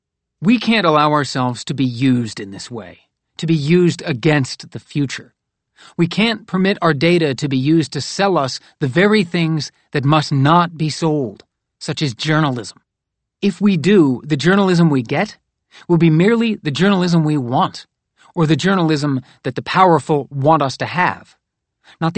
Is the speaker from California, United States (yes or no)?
no; North Carolina, United States; which is partially located in my home state of North Carolina